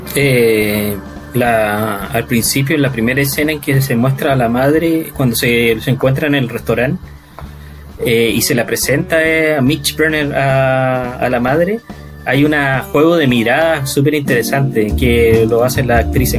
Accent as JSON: {"language": "Spanish", "town": "Iquique", "region": "Tarapacá", "country": "Chile", "tie": "born or raised there", "moved": "yes", "said": "cuando yo vivía en Iquique, cuando era chico en Iquique"}